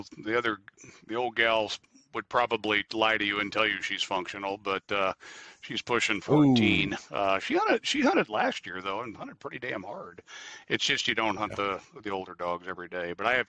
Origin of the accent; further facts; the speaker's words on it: Midwest, United States; When I grew up in the Midwest hunting small game, like every kid in the Midwest does.